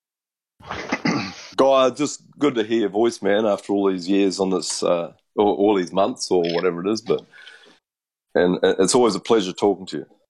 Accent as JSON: {"language": "English", "country": "New Zealand", "said": "me being a Kiwi"}